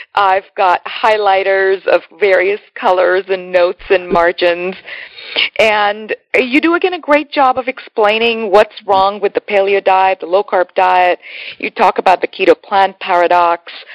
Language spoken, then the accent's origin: English; India; as an Indian